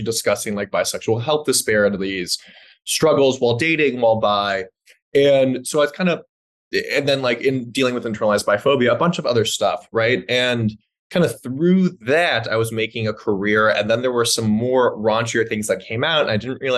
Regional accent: Los Angeles, California, United States; I grew up in Los Angeles, you know, liberal Jews

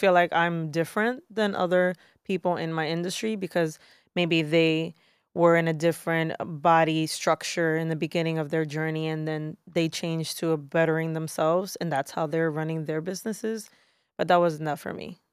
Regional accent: New York City, New York, United States; I am born and raised in Brooklyn, New York. So, native New Yorker

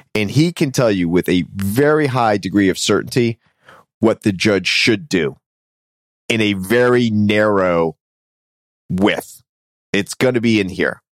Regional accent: Tampa, Florida, United States; my hometown of Tampa

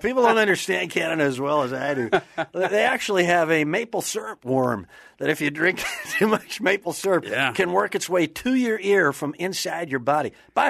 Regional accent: Wisconsin, United States; moved away; I'm originally from Wisconsin.

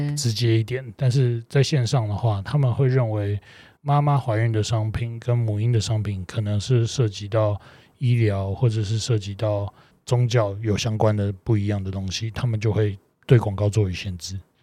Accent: Taiwan; moved away as an adult; now in Indonesia; 像我们台湾人吧，华人

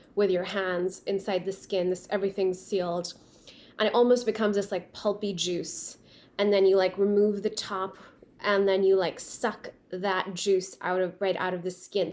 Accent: Pakistan; first language Urdu; English is a second language; now in Los Angeles, United States; I grew up in Pakistan and now I live in Los Angeles

